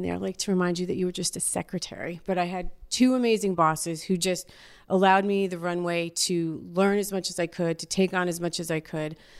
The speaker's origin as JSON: {"language": "English", "town": "Yonkers", "region": "New York", "country": "United States", "tie": "born or raised there", "said": "I'm from Yonkers, New York, the Y O, Y O for life"}